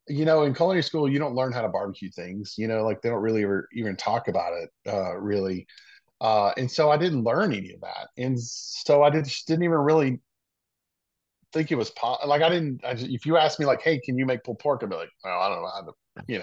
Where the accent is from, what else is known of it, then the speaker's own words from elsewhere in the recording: Mississippi, United States; born there; remember I said I was born in Mississippi, and so my dad's side of the family still lives in Meridian